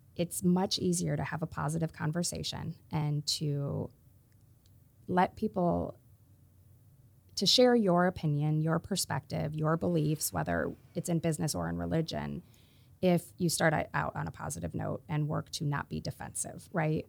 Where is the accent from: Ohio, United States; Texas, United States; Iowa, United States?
Iowa, United States; I'm from Iowa